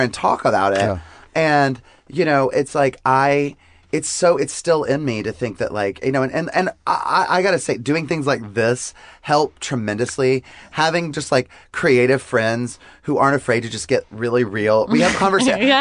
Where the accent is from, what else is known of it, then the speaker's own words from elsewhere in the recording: the South, United States; growing up in the South, like you and I both did